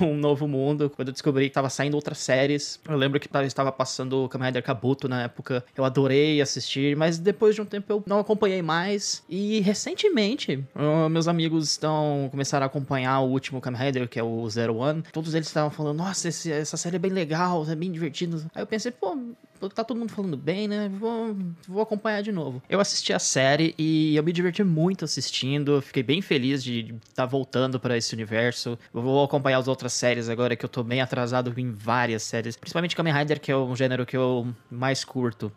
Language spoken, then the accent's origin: Portuguese; Londrina, Paraná, Brazil; eu sou de Londrina, Paraná, tenho 31 anos